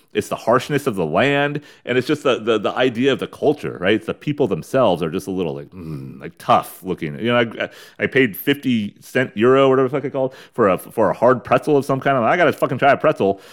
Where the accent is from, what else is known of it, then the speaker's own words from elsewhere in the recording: United States; we're American douchebags